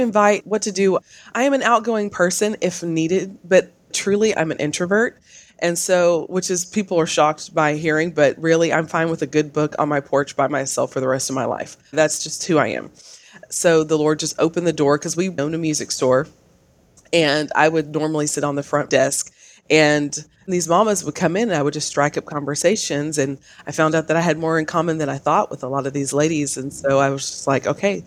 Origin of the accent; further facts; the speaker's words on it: Canton, Texas, United States; I'm from Canton, Texas